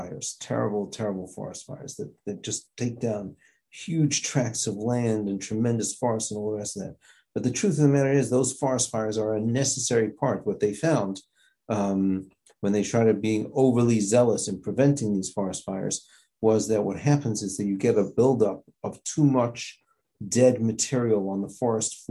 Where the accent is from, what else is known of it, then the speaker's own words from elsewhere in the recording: South Africa; moved away; growing up in South Africa